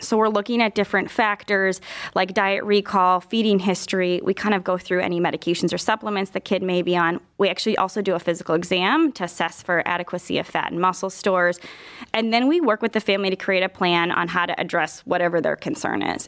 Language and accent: English; Minnesota, United States; moved away as an adult; also born or lived in Iowa; now in Cleveland, United States; I'm originally from Minnesota